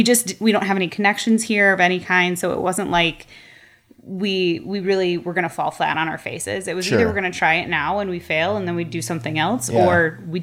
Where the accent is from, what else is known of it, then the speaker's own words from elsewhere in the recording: Wauwatosa, Wisconsin, United States; also born or lived in Door County, Wisconsin; I grew up in the Tosa area